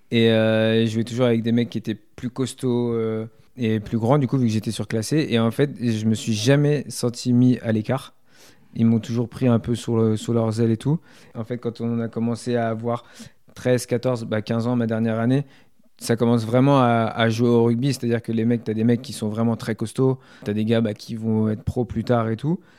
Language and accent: French; Issoudun, Centre-Val de Loire, France; moved away as an adult; also born or lived in Tours / Le Poinçonnet; J'ai été très longtemps à Issoudun